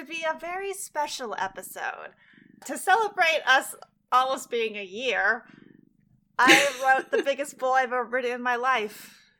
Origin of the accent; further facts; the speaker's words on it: United States; as an American, I didn't know very much about him